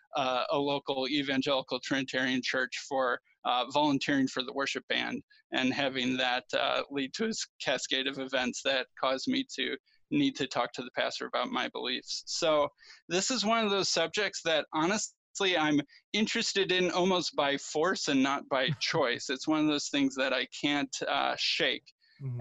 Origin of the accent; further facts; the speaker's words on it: Chicago, Illinois, United States; I grew up in the Chicago area.